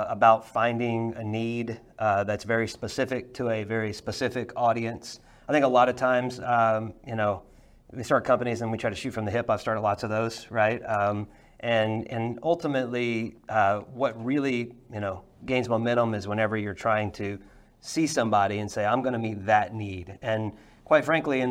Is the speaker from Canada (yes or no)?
no; Louisiana, United States; I grew up in Louisiana